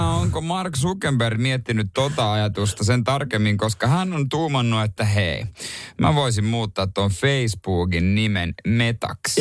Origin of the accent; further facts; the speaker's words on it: Ostrobothnia, Finland; now in Helsinki capital region, Finland; meillä päin Pohjanmaalle